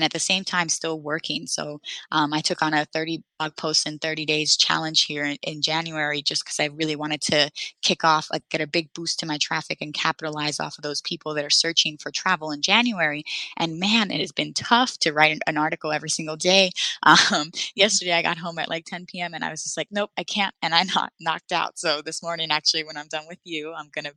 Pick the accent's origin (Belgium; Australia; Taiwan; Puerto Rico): Puerto Rico; moved away; I'm from Puerto Rico originally.